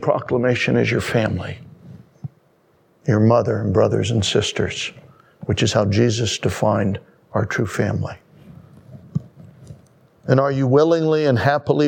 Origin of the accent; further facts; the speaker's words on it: United States; as an American